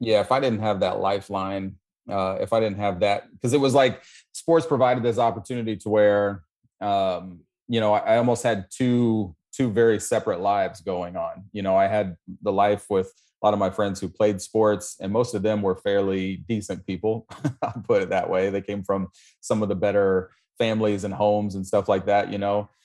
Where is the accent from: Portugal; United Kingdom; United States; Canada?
United States; Missouri; moved away as an adult; also born or lived in Brooklyn, New York; now in Florida, United States; I was born, born in Missouri